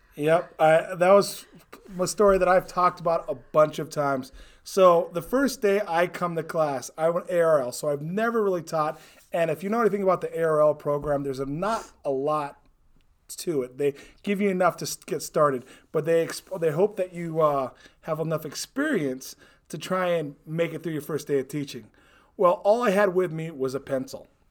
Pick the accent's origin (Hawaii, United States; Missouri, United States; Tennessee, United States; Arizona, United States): Hawaii, United States; moved away as an adult; I was born and raised in Hawaii